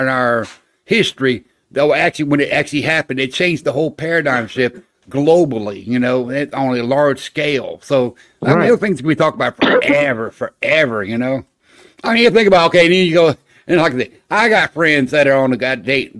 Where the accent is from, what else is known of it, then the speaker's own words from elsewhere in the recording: Florida, United States; I grew up in Florida